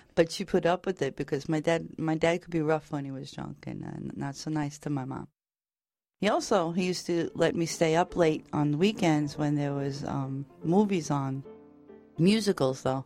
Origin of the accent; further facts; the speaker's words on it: New York City, New York, United States; I was born and raised in Brooklyn, New York, and I'm of Irish descent.